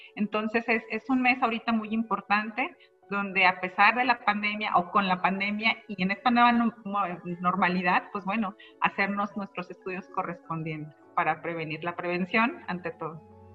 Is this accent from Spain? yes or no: no; Mexico; por nuestra dieta como mexicanos